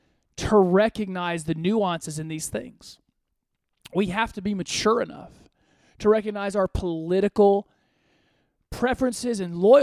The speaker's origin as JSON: {"language": "English", "country": "Côte d’Ivoire", "tie": "born there", "said": "You know, I was born in West Africa. I was born in the Ivory Coast."}